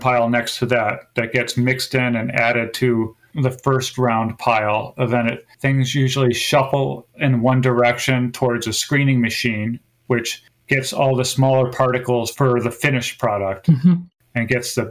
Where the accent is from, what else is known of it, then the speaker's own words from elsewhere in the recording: Wisconsin, United States; also born or lived in Seattle, Washington; now in Gloucester, United States; I grew up in Wisconsin